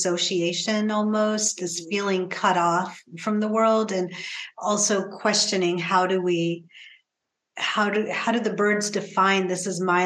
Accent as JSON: {"language": "English", "region": "Pacific Northwest", "country": "United States", "tie": "born or raised there", "said": "growing up in the Pacific Northwest, how this landscape in particular has influenced me as a writer"}